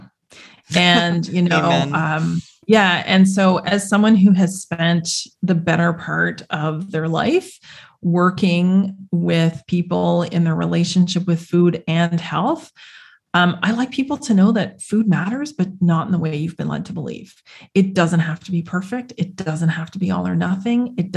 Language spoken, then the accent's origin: English; Canada; where I grew up in Canada